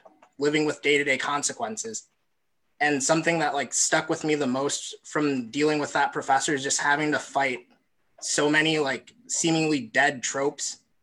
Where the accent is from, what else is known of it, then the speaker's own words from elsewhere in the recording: Bloomington, United States; I'm from Bloomington